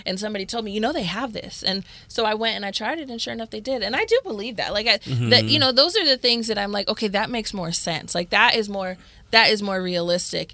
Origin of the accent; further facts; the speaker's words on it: Cleveland, Ohio, United States; I grew up in Cleveland, there was like, I grew up on the lakeshore